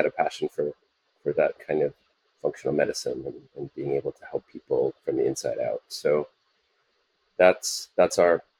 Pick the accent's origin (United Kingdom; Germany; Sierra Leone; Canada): Canada; moved away as an adult; also born or lived in United States; now in Singapore; I'm Canadian originally